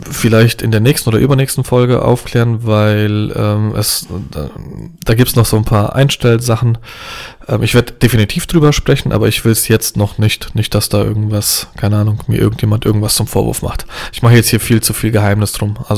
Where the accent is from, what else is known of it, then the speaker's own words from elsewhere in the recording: Poland; Pole mit zwei linken Händen. Also auch Polen sind ja grundsätzlich handwerklich begabt.